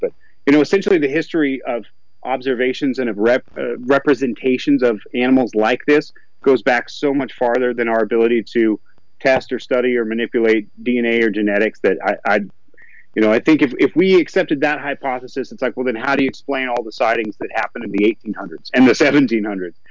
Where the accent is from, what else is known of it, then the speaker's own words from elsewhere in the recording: Southern Appalachians, Northeast Georgia, United States; I grew up in Northeast Georgia in the Southern Appalachians.